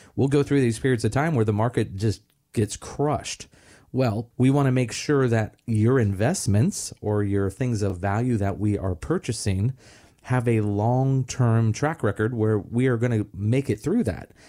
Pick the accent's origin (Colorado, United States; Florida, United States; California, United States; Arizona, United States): Florida, United States; Melbourne; growing up in Pineda Causeway here in Merritt Island, Melbourne